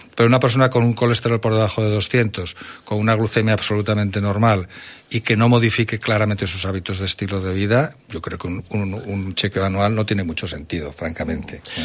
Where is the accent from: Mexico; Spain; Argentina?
Spain; Zaragoza, Aragon; yo que soy de Zaragoza